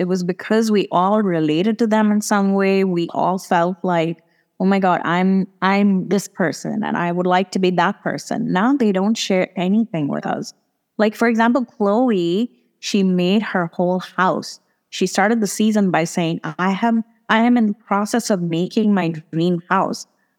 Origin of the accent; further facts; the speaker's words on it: India; for me to get to Italy as an Indian passport holder, I need to book a hotel.